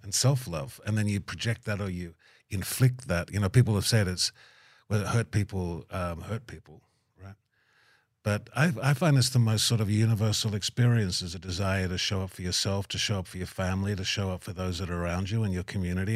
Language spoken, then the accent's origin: English; Tamworth, New South Wales, Australia; moved away; so Tamworth growing up for me was just one of those sort of, I, you know, beautiful country, you know, experience growing up. And I grew up on a farm just out past the airport